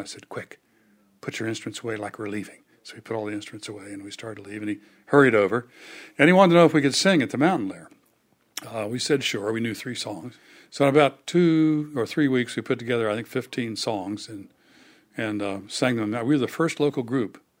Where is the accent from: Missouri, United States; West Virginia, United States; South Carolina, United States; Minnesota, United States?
West Virginia, United States; Fairmont; born or raised there